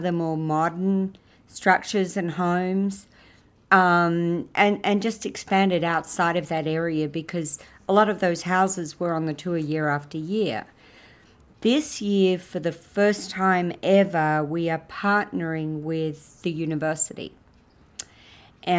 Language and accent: English; Australia; now in San Marcos, United States; I am Australian